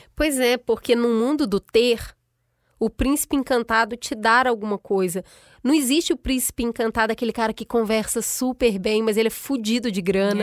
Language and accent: Portuguese; Minas Gerais, Brazil; eu sou mineira